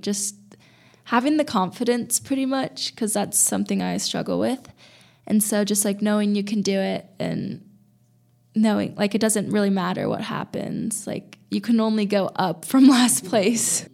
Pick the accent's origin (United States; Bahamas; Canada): United States; California; now in Boulder, United States; I'm from California